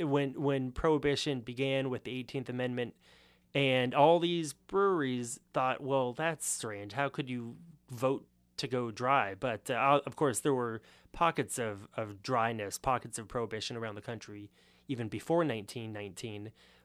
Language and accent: English; Los Angeles, California, United States; That is correct. So being from Los Angeles, you would think that because it is the second biggest city in the country, it must have a pretty good beer culture.